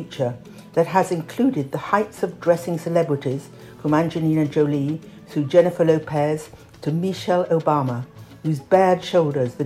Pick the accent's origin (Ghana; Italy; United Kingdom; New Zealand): United Kingdom; Being British